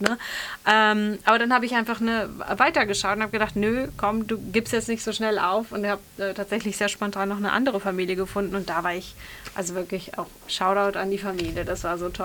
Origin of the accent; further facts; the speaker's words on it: Bergisch Gladbach, North Rhine-Westphalia, Germany; moved away as an adult; ich komme aus einer, ursprünglich aus Bergisch Gladbach, aus einer relativ ja, kleineren bis mittelgroßen